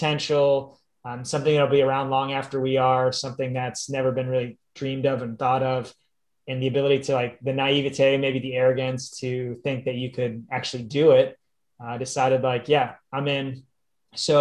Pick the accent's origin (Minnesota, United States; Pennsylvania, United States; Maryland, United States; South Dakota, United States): Pennsylvania, United States; moved away; also born or lived in Ohio / California; I grew up in Pennsylvania